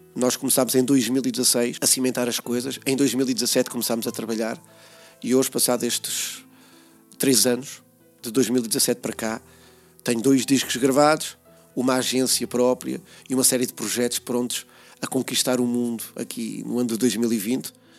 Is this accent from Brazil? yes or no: no; Peniche, Centro, Portugal; aqui na cidade de Peniche, no bairro onde nasci, uh, o Campo da Torre